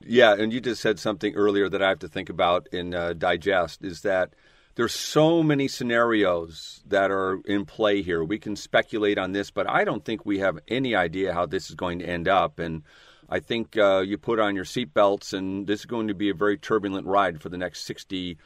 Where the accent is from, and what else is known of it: Seattle, Washington, United States